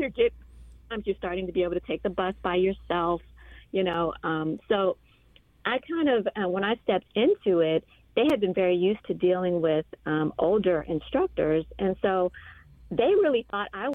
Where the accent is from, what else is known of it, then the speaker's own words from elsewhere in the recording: Washington, District of Columbia, United States; We grew up in Southeast